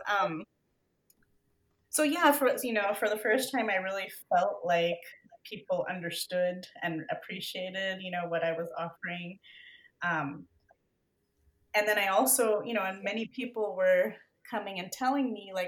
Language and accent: English; a suburb of Denver, Colorado, United States; moved away as an adult; also born or lived in California / Bay Area; now in Denver, United States; I grew up in a suburb, you know, of Denver